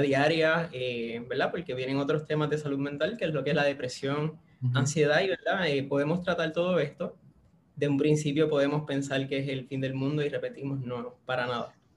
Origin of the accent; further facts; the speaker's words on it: Puerto Rico; Soy de la Isla del Encanto, acá de Puerto Rico